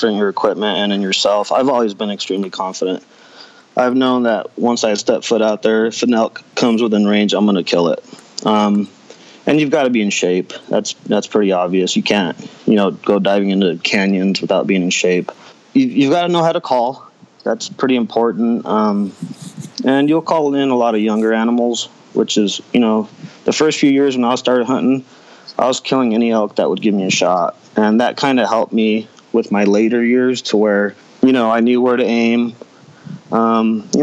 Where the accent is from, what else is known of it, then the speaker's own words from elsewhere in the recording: Wilder, Idaho, United States; I grew up here in Wilder.